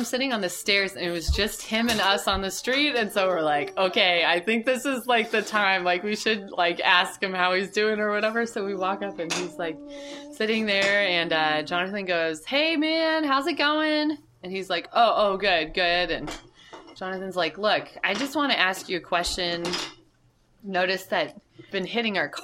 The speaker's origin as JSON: {"language": "English", "region": "Southern California", "country": "United States", "also_born_or_lived": "Annandale, Virginia", "moved": "yes", "lives_now": "Washington, D.C., United States", "said": "We're originally from Southern California, and we lived in Annandale for 4 years in a basement apartment before moving to Anacostia"}